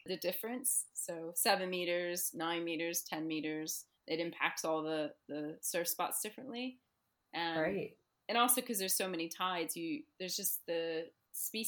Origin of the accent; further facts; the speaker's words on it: New Jersey, United States; moved away as an adult; also born or lived in Bristol Channel, United Kingdom; now in United Kingdom; growing up in New Jersey and growing up near the Atlantic coastline